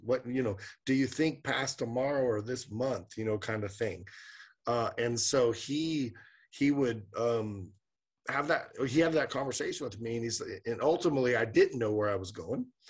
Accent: Sacramento, California, United States; We were both born and raised in Sacramento

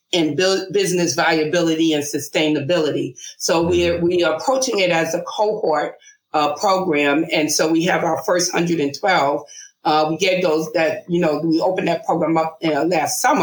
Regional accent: New York City, New York, United States; I'm a Brooklyn girl

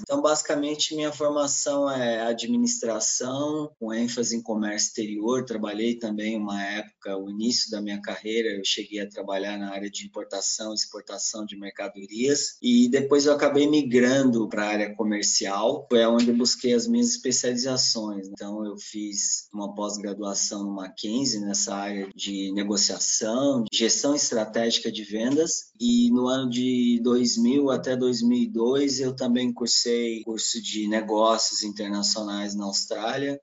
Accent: São Paulo, Brazil; also born or lived in Minas Gerais / Goiás; Eu nasci aqui na cidade de São Paulo, na capital. Cresci aqui também

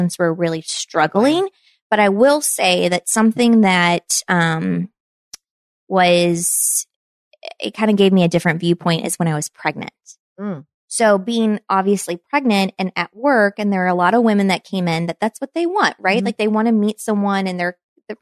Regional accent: Kentucky, United States; moved away as an adult; now in Chicago, United States; my hometown where I grew up

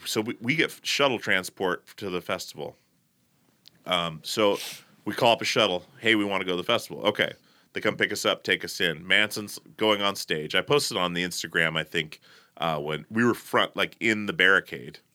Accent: Portland, United States

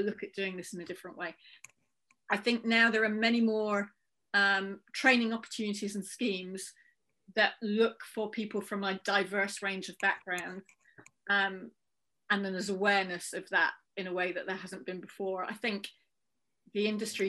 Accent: Merseyside, North West England, United Kingdom; I was growing up on Merseyside

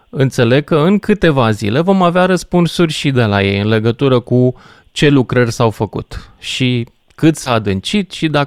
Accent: Argeș, Romania; Chit că sunt din Argeș.

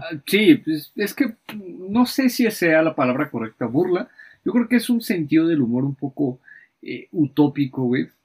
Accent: Mexico

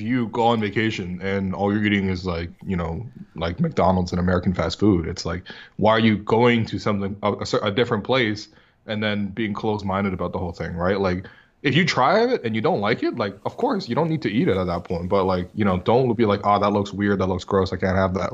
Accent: northern China, China; now in Canada; I was growing up in China

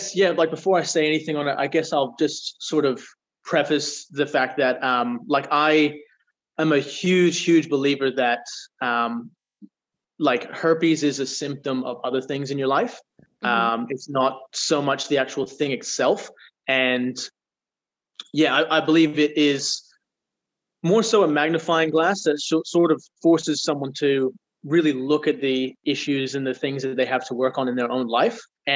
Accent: Geraldton, Western Australia, Australia; So I've been in Perth for about a year, and I was born and raised in Geraldton in Western Australia, so a small little country town.

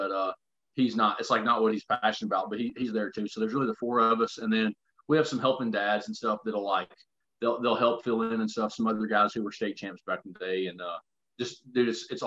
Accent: Alabama, United States; I grew up here in Alabama

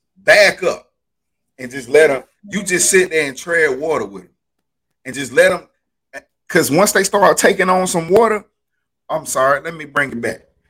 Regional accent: Alabama, United States; I'm from Alabama

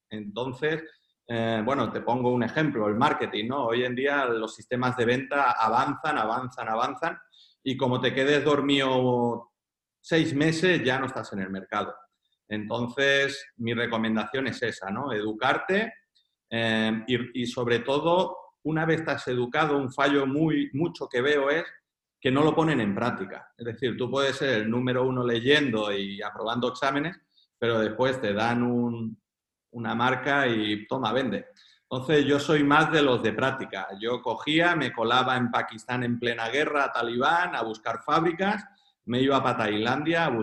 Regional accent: Girona, Catalonia, Spain; Mm, yo soy de Girona.

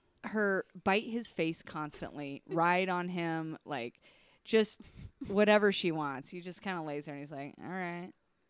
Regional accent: Bremerton, Washington, United States; moved away as an adult; also born or lived in Cheyenne, Wyoming; go right to my hometown, which is Bremerton.

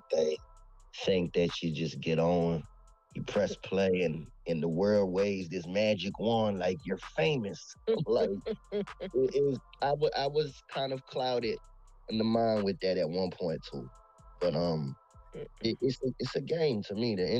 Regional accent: Virginia, United States; I'm from Virginia.

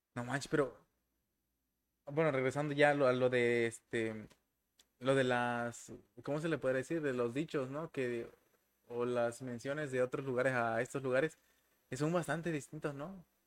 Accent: Tuxtla Gutiérrez, Chiapas, Mexico; soy de Tuxla

